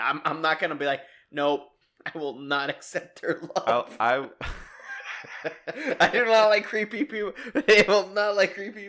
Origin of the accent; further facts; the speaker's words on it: Kenner, Louisiana, United States; I'm from Kenner.